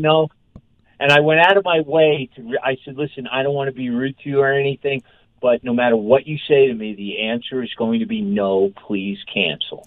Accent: Northeast, United States; now in Denver, United States; I grew up in the Northeast

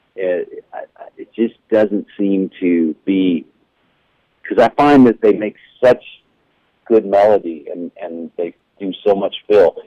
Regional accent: New Orleans, Louisiana, United States; growing up in New Orleans

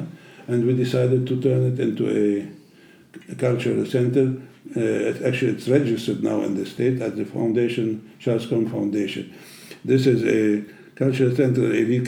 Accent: Germany; English is a second language; I was brought up in Europe, in Germany

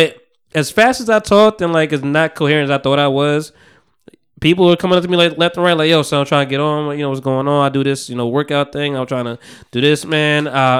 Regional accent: New Jersey, United States; I'm from Jersey.

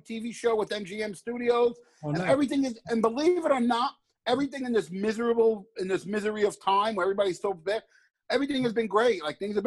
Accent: New York City, New York, United States; my life growing up in the Bronx

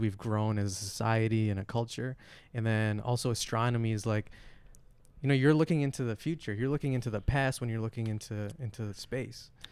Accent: Flint, Michigan, United States; I was born in Flint.

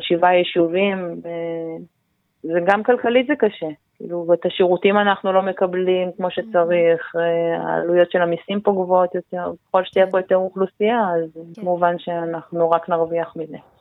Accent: Ein Yahav, Southern District, Israel; אני נולדתי פה, ההורים שלי מהמקימים של המושב

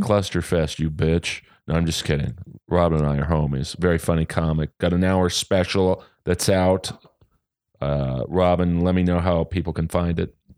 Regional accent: Los Angeles, California, United States; living in Los Angeles and growing up in Bel Air

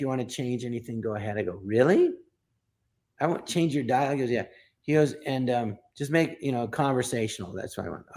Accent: Los Angeles, California, United States; I'm from Los Angeles, the Valley, Tarzana

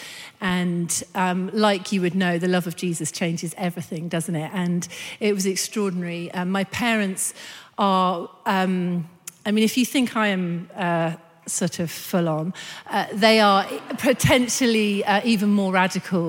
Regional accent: Brighton, South East England, United Kingdom; moved away; I'm a Brighton girl, so I'm leaving my hometown

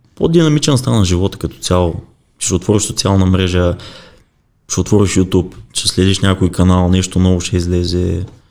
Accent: Bulgaria

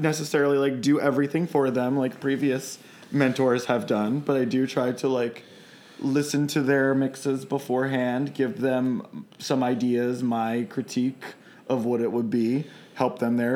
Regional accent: Baltimore, Maryland, United States; I'm from Baltimore

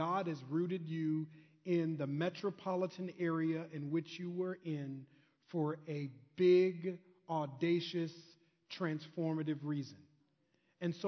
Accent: Minnesota, United States; I'm from Minnesota, so I kind of know that Midwest Minnesota culture

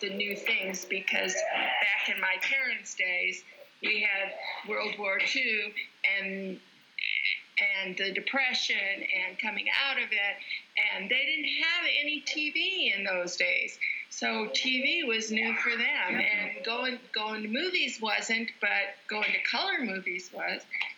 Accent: Alaska, United States; I didn't go to a movie until I was 16, partially because I grew up in Alaska and we didn't have a theater

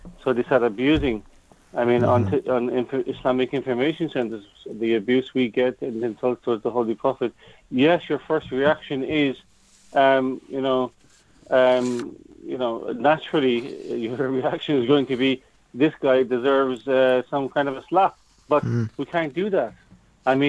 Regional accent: Ireland; being an Irishman, being really an Irishman, an Irish attitude

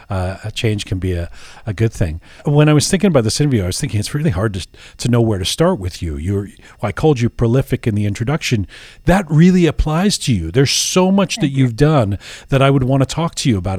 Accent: Canada; also born or lived in England; I was born in England, I grew up there, I grew up in Canada.

